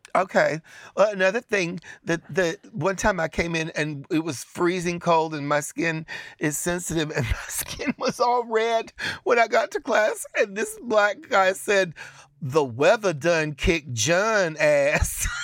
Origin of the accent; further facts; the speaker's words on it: Chattanooga, Tennessee, United States; where I grew up in Chattanooga, Tennessee